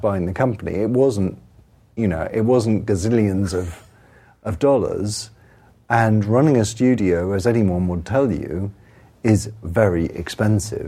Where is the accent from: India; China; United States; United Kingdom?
United Kingdom; England; I'm English